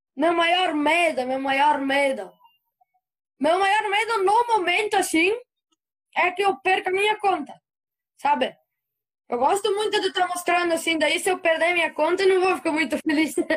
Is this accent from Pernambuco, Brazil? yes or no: no; Antônio Prado, Rio Grande do Sul, Brazil; accent: colono do sul; Sou de Antônio Prado, aqui perto de Caxias.